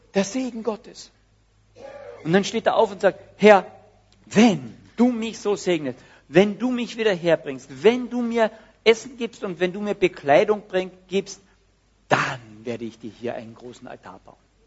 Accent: Austria; Dass wir als Österreicher so berühmt sind

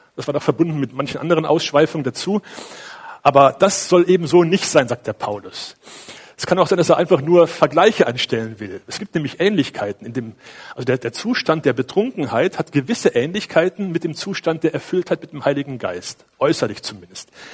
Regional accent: Cologne, North Rhine-Westphalia, Germany; now in Feldkirchen; bei uns in Köln

